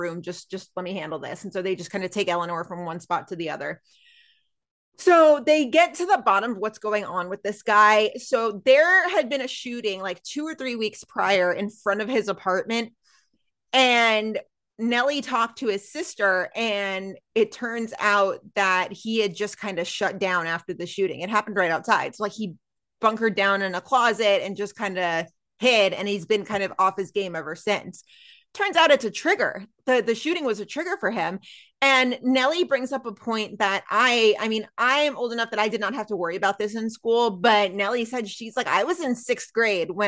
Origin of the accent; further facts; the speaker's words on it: Texas, United States; moved away; in my home state of Texas